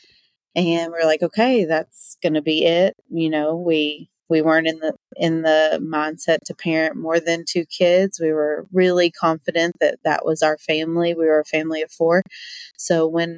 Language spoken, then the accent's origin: English; Berea, Kentucky, United States; I grew up in Berea, Kentucky, little town